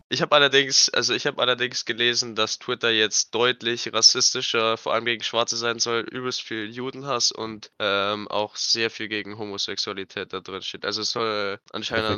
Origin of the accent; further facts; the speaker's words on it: Germany; bei uns in Deutschland